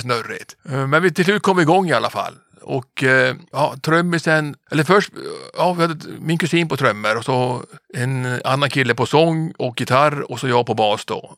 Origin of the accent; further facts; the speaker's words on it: Kiruna, Norrbotten County, Sweden; moved away as an adult; also born or lived in Gothenburg; född och uppvuxen i Kiruna